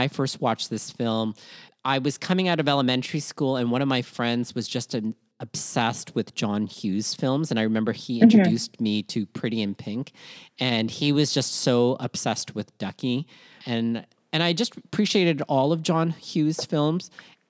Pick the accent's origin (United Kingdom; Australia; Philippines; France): Philippines; part of this collectivist-based culture that we call being Filipino